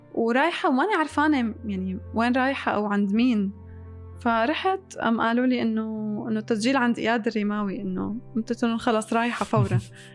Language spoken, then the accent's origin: Arabic; Syria; moved away as an adult; also born or lived in Damascus; now in Dubai, United Arab Emirates; أنا طلعت من سوريا